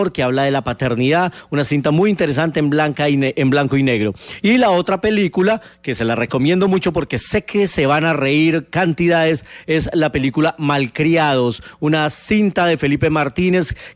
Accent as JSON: {"language": "Spanish", "country": "Colombia", "said": "nuestro compatriota Juan Carlos Arciniegas de CNN."}